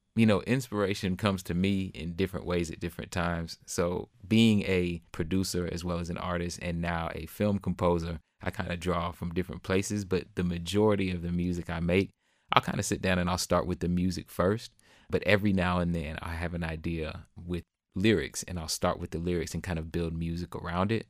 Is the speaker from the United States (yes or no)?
yes; Jacksonville, Florida, United States; now in Austin, United States; my hometown of Jacksonville, Florida